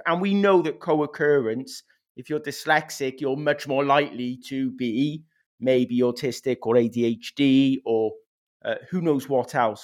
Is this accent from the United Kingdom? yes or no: yes; Wales, United Kingdom; first language English; I went to a first language Welsh school, but I came from an English speaking home.